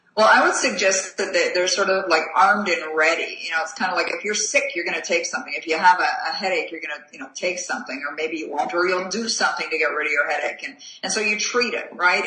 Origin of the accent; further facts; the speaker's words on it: Canada; I'm a Canadian, you know, living in a small town in, in Canada.